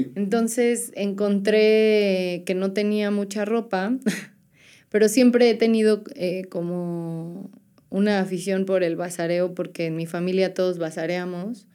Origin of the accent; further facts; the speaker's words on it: Puebla, Mexico; moved away as an adult; now in San Andrés Cholula, Mexico; yo soy de Puebla